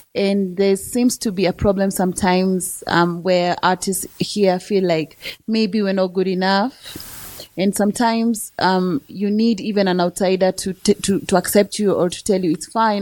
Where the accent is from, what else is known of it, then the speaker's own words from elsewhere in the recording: Kenya; I'm from East Africa and Kenya